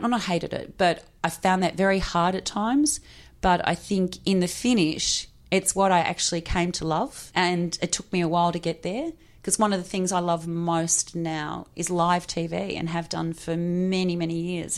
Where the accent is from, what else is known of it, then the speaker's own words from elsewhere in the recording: Hawthorn, Victoria, Australia; I grew up in Hawthorn.